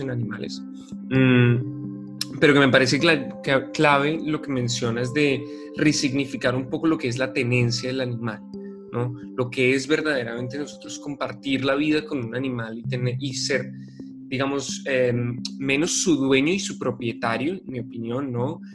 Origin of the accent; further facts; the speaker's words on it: Bogotá, Colombia; como bogotano crecí en una ciudad